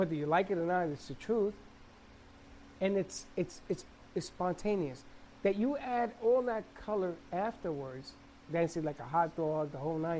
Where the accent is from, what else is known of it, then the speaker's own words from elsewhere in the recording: New York, United States; I'm from New York